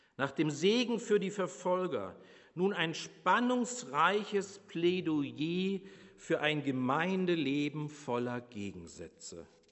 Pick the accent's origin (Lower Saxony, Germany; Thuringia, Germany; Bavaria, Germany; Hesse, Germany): Bavaria, Germany; moved away; ich als Bayer